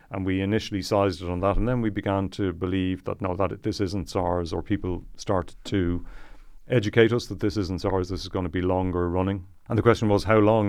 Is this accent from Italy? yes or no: no; Malahide, Leinster, Ireland; I'm from Malahide